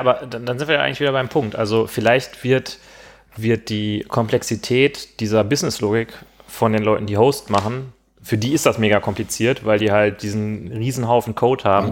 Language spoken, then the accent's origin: German; Gladbeck, North Rhine-Westphalia, Germany; moved away; Ich komme ja aus Gladbeck